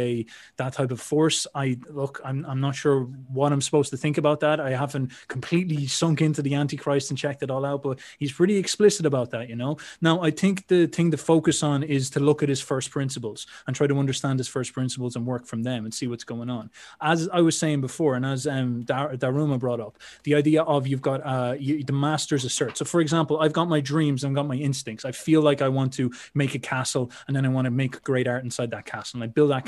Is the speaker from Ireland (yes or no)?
yes; Ireland; I'm an Irish Catholic.